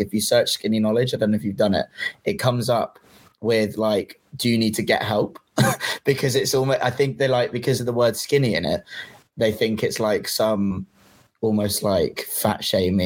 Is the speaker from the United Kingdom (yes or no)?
yes; England, United Kingdom; I'm English